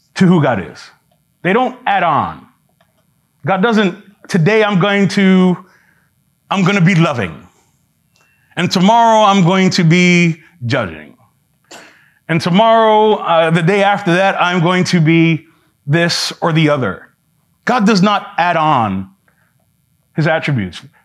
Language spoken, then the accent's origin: English; New York City, New York, United States; I'm from New York City